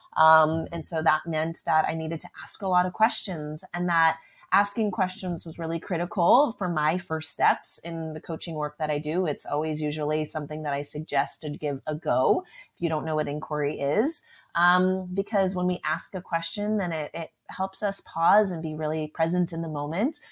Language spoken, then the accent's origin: English; Southern California, United States; I grew up in California, Southern California